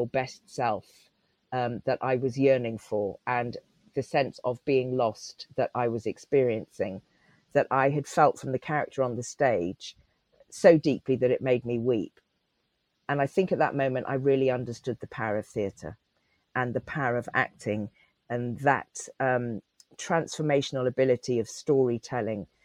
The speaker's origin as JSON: {"language": "English", "area": "Cotswolds, Gloucestershire", "region": "South West England", "country": "United Kingdom", "tie": "born or raised there", "also_born_or_lived": "Leeds", "accent": "West Country", "said": "I lived in a tiny rural Cotswold village. We moved there from Leeds when I was three"}